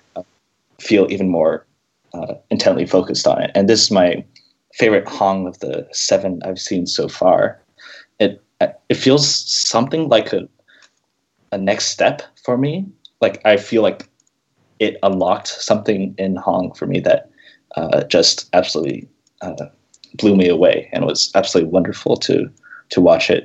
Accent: Seattle area, Washington, United States; I grew up around here, and I lived here for five years

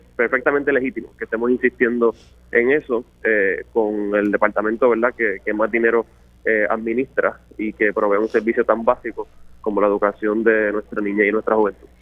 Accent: Toa Baja, Puerto Rico; mi pueblo de Tua Baja

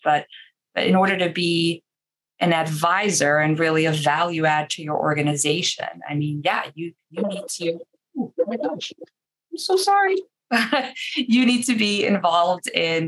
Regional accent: New York City, New York, United States; now in Boston, United States; I'm originally from Queens, New York, I grew up a Mets fan

